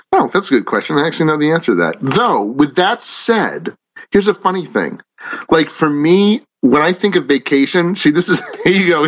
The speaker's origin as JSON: {"language": "English", "town": "Natick", "region": "Massachusetts", "country": "United States", "tie": "born or raised there", "said": "I grew up in Natick, Massachusetts"}